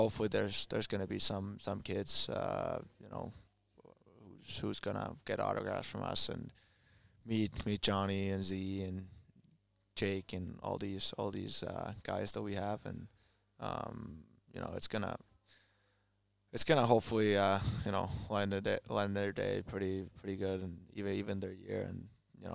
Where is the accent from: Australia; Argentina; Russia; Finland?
Finland; moved away as an adult; also born or lived in Winnipeg, Canada; now in Columbus, United States; in my hometown, Florida